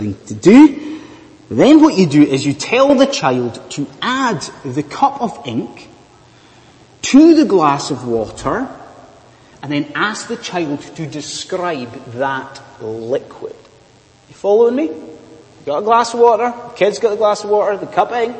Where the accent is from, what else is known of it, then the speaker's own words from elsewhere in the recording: Scotland, United Kingdom; moved away; judging by my weird accent, I am from a land far, far away. I am from Bonnie, Scotland